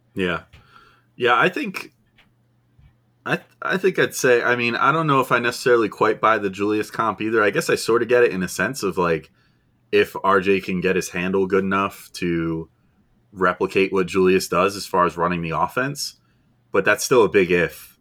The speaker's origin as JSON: {"language": "English", "region": "New Jersey", "country": "United States", "said": "I'm from New Jersey"}